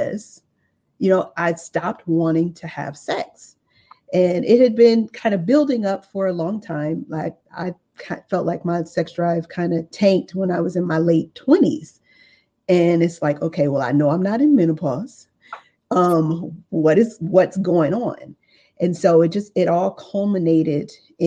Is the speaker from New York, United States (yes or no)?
no; Los Angeles, California, United States; I came from South Central Los Angeles. I grew up in a single parent home.